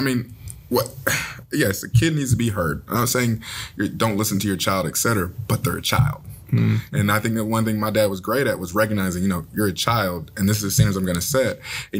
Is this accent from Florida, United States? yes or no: no; Gwinnett County, Georgia, United States; I'm from Gwinnett County, Georgia. That's east of Atlanta.